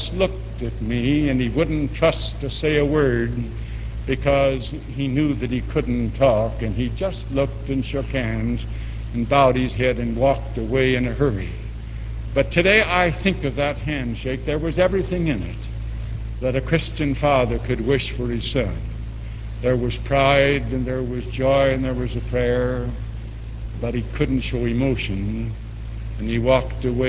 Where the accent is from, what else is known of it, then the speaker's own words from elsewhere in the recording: East St. Louis, Illinois, United States; also born or lived in Chicago; When I was a child, I moved from Chicago to East St. Louis